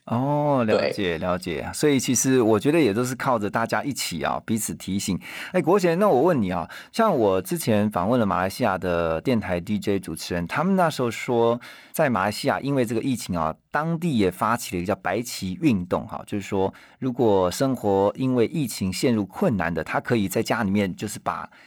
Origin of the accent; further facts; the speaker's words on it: Taiwan; 像我们台湾这边的话